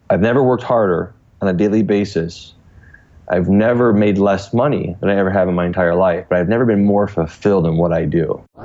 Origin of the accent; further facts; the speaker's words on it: Cleveland, Ohio, United States; growing up in a suburb of Cleveland